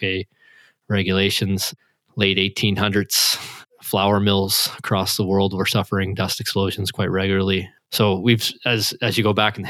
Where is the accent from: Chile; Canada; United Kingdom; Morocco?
Canada; I'm Canadian